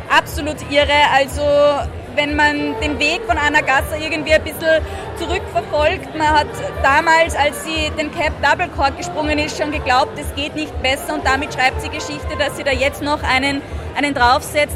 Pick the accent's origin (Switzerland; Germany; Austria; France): Austria; Österreich bedeutet für mich Heimat